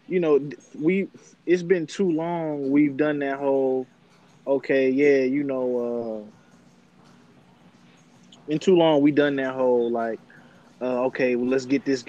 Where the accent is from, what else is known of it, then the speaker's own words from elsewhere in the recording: Detroit, Michigan, United States; I'm from Detroit too.